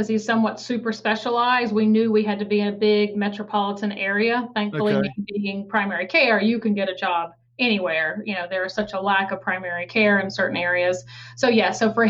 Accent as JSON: {"language": "English", "region": "Alabama", "country": "United States", "tie": "born or raised there", "also_born_or_lived": "New Jersey / Baltimore area", "moved": "as an adult", "lives_now": "Harford County, United States", "said": "So born and raised in Alabama, you know, left home at 18 to go to college. And then I ended up here in the Northeast to finish medical school and residency, finished at University of Medicine and Dentistry of New Jersey."}